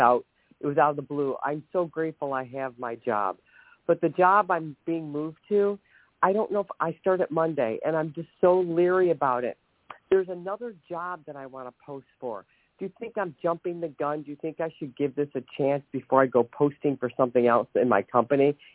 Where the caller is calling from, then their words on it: Ohio, United States; from Ohio